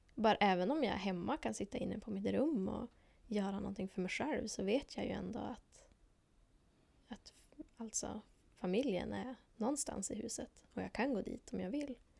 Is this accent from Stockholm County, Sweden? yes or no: no; Lycksele, Västerbotten County, Sweden; moved away as an adult; now in Umeå, Sweden; Jag kommer från Lycksele. Jag har bott här i Umeå